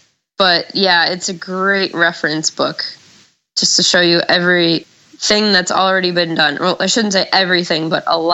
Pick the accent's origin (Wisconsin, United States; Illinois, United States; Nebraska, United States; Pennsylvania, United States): Wisconsin, United States; moved away as an adult; now in North Carolina, United States; Originally I'm from Wisconsin